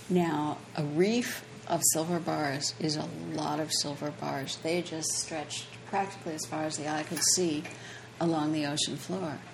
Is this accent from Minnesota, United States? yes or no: yes; Minneapolis, Minnesota, United States; moved away as an adult; now in Key West, United States; I grew up in Minneapolis